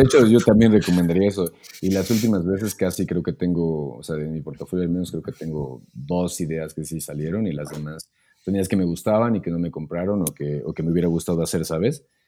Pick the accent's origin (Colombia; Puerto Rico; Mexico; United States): Mexico; moved away as an adult; now in Germany; vivir fuera de, mi país por un tiempo